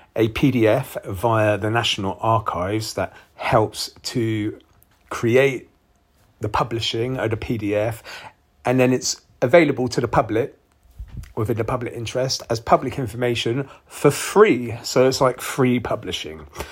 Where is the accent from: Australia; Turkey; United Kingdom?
United Kingdom; Bath, South West England; also born or lived in Bristol; So I'm from Somerset and I live in the Bath area where I was born and raised, uh, Bath City, Somerset, England.